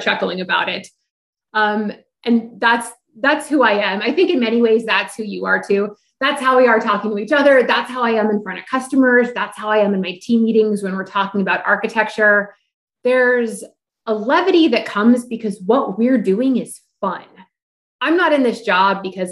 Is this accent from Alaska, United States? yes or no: yes; Alaska, United States; moved away as an adult; also born or lived in Texas; I grew up in Alaska